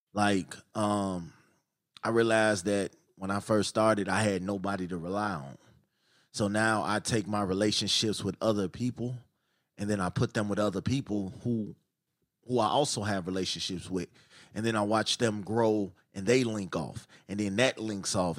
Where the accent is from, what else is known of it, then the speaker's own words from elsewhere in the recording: Chicago, Illinois, United States; I'm from Chicago